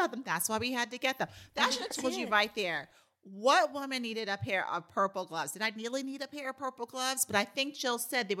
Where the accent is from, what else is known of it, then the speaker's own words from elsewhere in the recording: New York City, New York, United States; and I grew up in New York City.